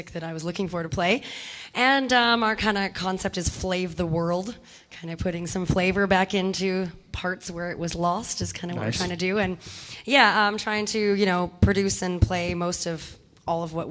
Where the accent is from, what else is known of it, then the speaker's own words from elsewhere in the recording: Victoria, British Columbia, Canada; moved away as an adult; also born or lived in Vancouver Island / New York City, United States; now in Austria; I'm originally from Victoria, BC. Mm-hmm. But I've been actually 15 years out of Canada. I spent 5 years in New York City and the last 10 years in Österreich, in Austria.